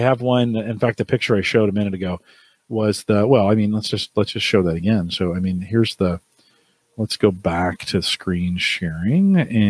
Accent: California, United States; So we're at the county fair, Santa Clara County Fair. I grew up in California.

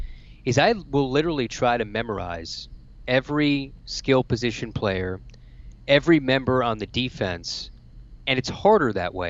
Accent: New Jersey, United States; now in Gainesville, United States; I'm from New Jersey

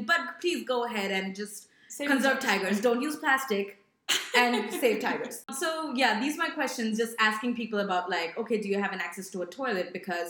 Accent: India; I'm Indian.

